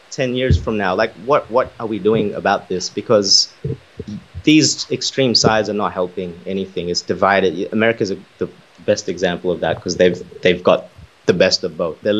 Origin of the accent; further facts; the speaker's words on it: Philippines; some people will literally sign up to be a client because we're Filipino